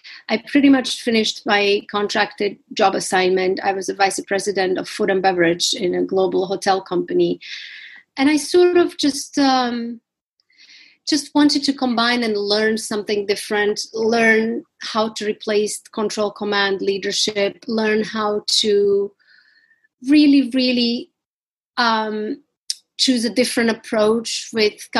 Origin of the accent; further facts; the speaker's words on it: Slovakia; moved away as an adult; also born or lived in Washington, D.C., United States / New York, United States; now in London, United Kingdom; I grew up in Slovakia. Most of my childhood I spent there during the communism